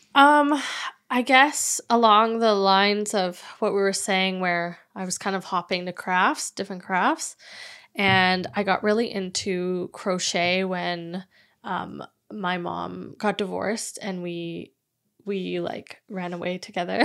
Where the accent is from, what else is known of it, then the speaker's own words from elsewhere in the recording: Vancouver, British Columbia, Canada; I was born and raised in Vancouver